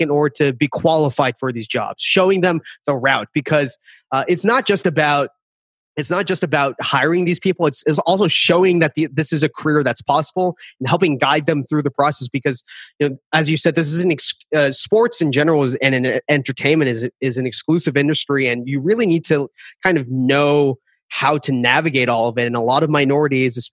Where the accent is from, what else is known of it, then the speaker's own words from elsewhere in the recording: Boston, Massachusetts, United States; I am from Boston, so I do have a Boston bias here.